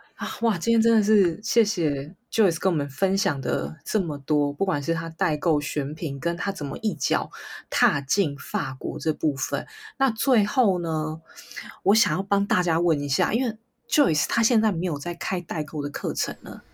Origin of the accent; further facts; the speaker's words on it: Taiwan; 这是我台湾的一面展现出来了